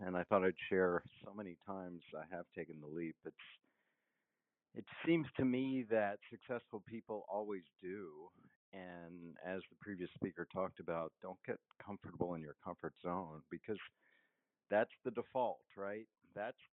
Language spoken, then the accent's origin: English; Washington, District of Columbia, United States; moved away as an adult; also born or lived in Stanford, California; growing up in Washington, D.C.